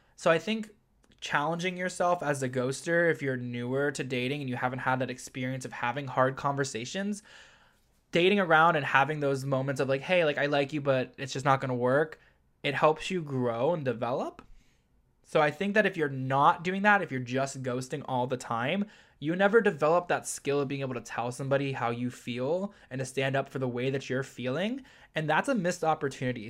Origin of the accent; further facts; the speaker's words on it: Ohio, United States; moved away as an adult; now in New York City, United States; I was born and raised in Ohio